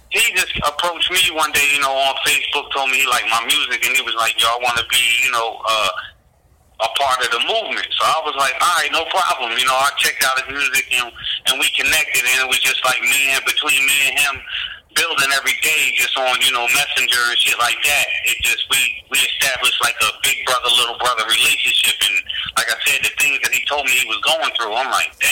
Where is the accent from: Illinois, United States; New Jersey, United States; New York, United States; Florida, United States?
New Jersey, United States; moved away as an adult; now in North Carolina, United States; I grew up in Jersey